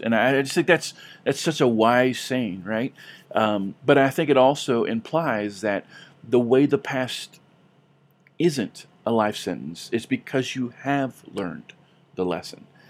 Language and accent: English; California, United States; growing up in California